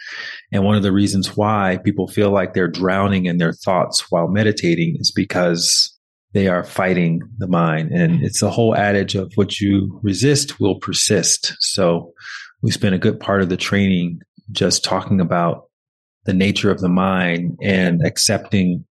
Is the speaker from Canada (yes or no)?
no; Montgomery, Alabama, United States; I'm from Alabama, from Montgomery, Alabama